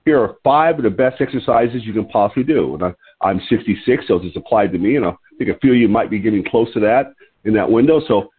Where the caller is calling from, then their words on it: Lompoc, California, United States; I'm your host today. I'm calling from Lompoc, California. L-O-M-P-O-C, Lompoc, California.